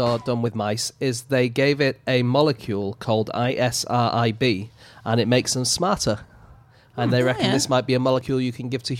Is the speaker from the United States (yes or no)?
no; the north of England, United Kingdom; accent: northern